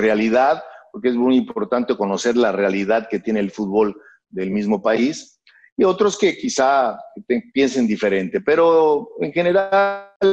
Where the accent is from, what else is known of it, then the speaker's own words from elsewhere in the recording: Matamoros, Tamaulipas, Mexico; born there; yo nací en Matamoros, Tamaulipas, en, la parte norte del país, en una ciudad fronteriza, frontera con los Estados Unidos, con Brownsville, Texas, con el estado de Texas, Matamoros.